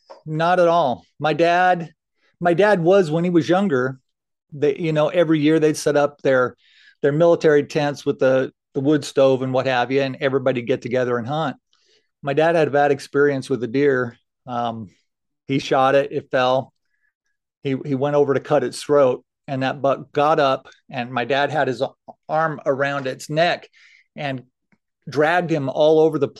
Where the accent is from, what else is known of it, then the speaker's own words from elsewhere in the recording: Fort Belvoir, Virginia, United States; born there; also born or lived in Falls Church / Manassas; now in Idaho, United States; Actually, I was born in Fort Belvoir, Virginia. So I lived out there. We actually lived in Falls Church, then moved to Manassas when I was, I think, just going into school. And then we moved out here to Idaho.